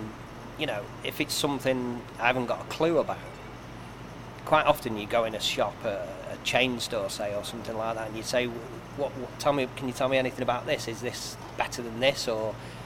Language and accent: English; Macclesfield, North West England, United Kingdom; I'm from Macclesfield originally